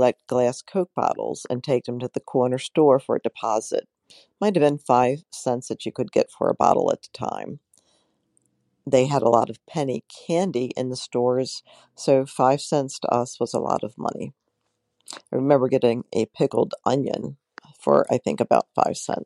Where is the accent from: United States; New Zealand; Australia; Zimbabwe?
United States; Baltimore, Maryland; I was born in East Baltimore in 1963 on Ashland Avenue.